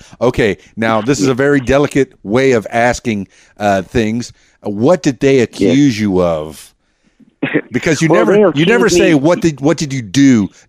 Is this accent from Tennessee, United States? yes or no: no; Miami, Florida, United States; now in Arkansas, United States; I come from Miami, yeah. so I know about the ocean. I come from the Florida Keys, which is where Keys Dan came from